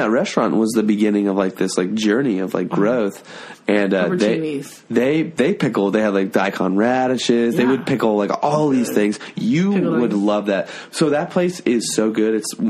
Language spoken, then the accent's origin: English; Utah, United States; moved away; also born or lived in New Orleans; I grew up in Utah